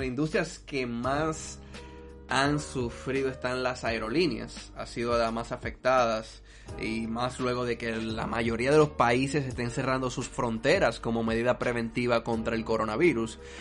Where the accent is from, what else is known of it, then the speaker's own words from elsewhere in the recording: Dominican Republic; en mi país